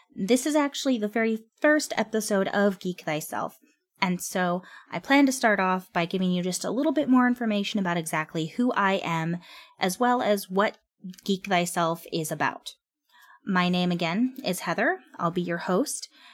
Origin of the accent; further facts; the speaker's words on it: California, United States; I'm from California. I've lived here all my life